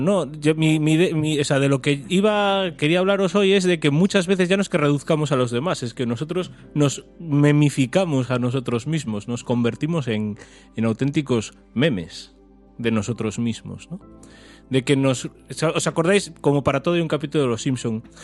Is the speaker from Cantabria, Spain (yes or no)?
no; A Coruña, Galicia, Spain; nosotros somos de Coruña